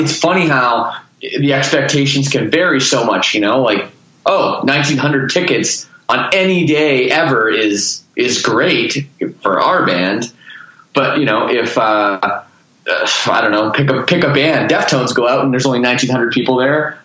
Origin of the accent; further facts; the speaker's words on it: Toronto, Ontario, Canada; moved away as an adult; now in Windsor, Canada; I'm from Toronto.